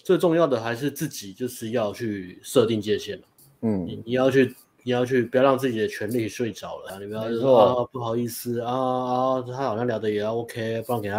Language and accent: Chinese; Sanchong, New Taipei, Taiwan; 我印象最难忘就是卖豆花的阿美，在在我老家的